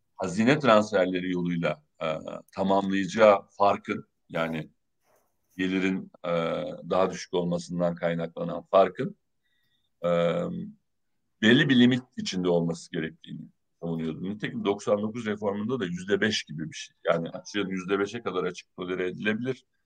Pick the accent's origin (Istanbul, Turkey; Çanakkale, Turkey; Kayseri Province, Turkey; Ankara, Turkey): Çanakkale, Turkey; moved away; Çanakkale'de yaşayan, ben Çanakkale'liyim